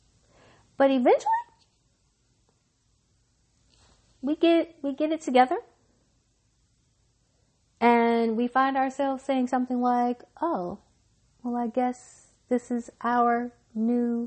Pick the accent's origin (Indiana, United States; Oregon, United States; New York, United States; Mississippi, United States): Mississippi, United States; I'm from Mississippi